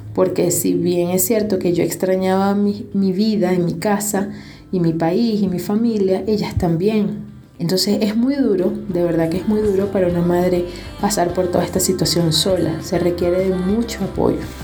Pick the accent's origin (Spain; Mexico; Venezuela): Venezuela; moved away as an adult; now in Quito, Ecuador; soy venezolana